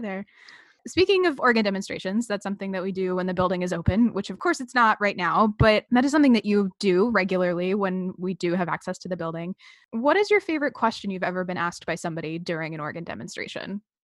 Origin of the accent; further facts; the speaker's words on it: Massachusetts, United States; I'm from Massachusetts